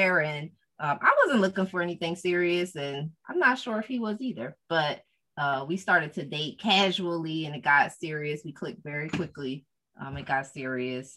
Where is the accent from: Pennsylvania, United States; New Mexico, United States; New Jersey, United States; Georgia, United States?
Pennsylvania, United States; Philadelphia; born and raised in Philly, in Southwest Philly